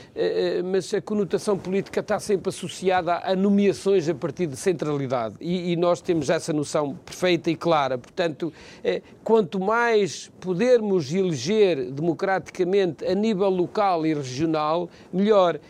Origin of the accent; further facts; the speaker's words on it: Macedo de Cavaleiros, Bragança District, Portugal; eu sou de Macedo Cavaleiros, sou daquela região